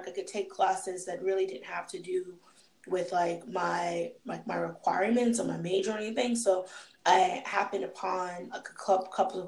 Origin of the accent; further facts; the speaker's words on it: Boston, Massachusetts, United States; moved away as an adult; also born or lived in Virginia; I'm not from Virginia, I'm actually from Boston.